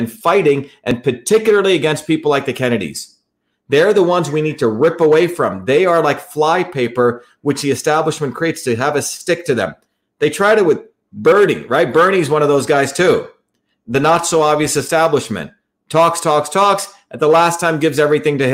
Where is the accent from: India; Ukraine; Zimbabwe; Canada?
India; moved away; I grew up in India